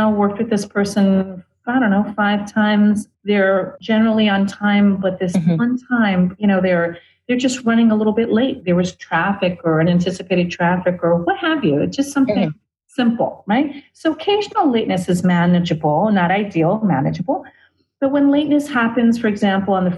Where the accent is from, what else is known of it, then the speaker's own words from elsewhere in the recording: New York City, New York, United States; I'm an Ashun priest of 22 years from Brooklyn